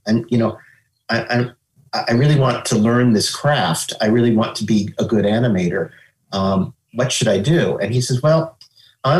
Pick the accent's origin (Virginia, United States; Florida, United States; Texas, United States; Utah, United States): Virginia, United States; Falls Church; moved away as an adult; also born or lived in New York City / California; I grew up in Falls Church, Virginia, which is about 7 miles outside of Washington, D.C.